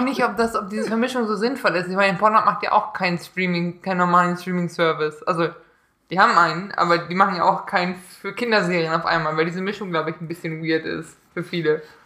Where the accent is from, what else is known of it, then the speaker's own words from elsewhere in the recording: Neunkirchen, Saarland, Germany; moved away; in Neunkirchen, in meiner Heimat, bei meinen Eltern